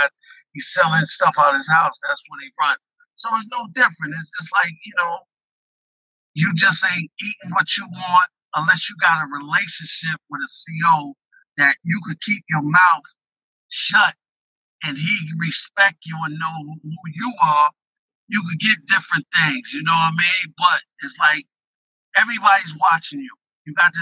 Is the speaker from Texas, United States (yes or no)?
no; Westchester, New York, United States; I'm from Westchester